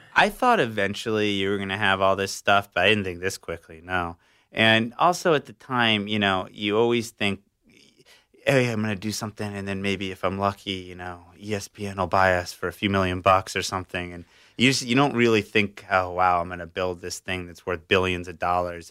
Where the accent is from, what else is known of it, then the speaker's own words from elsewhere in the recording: South Florida, United States; I grew up in South Florida